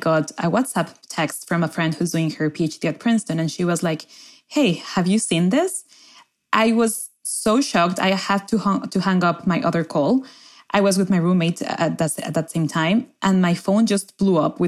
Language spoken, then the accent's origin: English; Mexico City, Mexico; moved away as an adult; now in Cambridge, United States; I am an international student at Harvard University. I am doing a master's in public administration and international development at Harvard Kennedy School, and I am from Mexico City